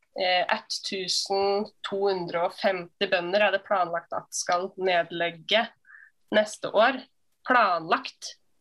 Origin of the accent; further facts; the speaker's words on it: Hemsedal, Buskerud, Norway; i Hemsedal, der jeg kommer fra